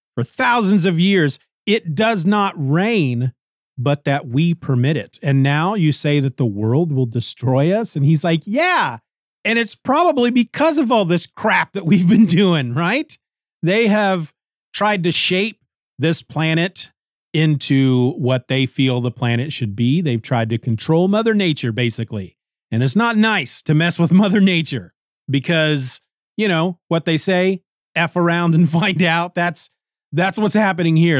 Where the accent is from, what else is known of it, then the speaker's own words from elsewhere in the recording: Kansas, United States; I grew up in Kansas. I've lived all my life in Kansas